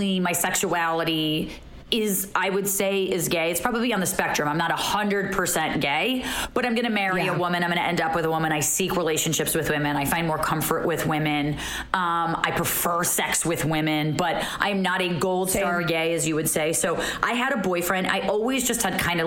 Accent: Montclair, New Jersey, United States; I grew up in Montclair, New Jersey

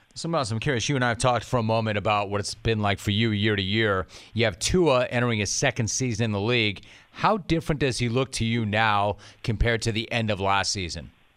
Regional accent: Los Angeles, California, United States; I grew up in the eight one eight

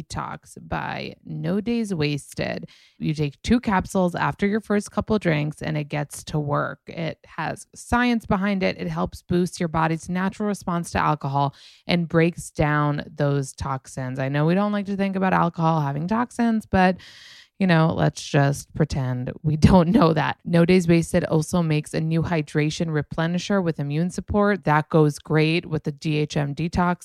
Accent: New York, United States; I'm from New York

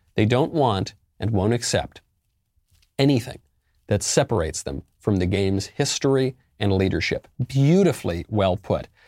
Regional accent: New York, United States; moved away; also born or lived in Los Angeles; I'm originally a New Yorker

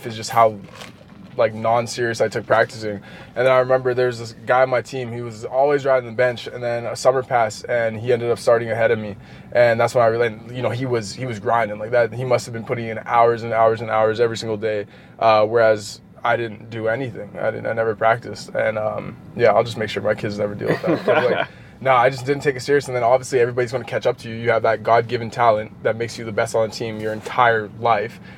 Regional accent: Manitoba, Canada; growing up in Canada

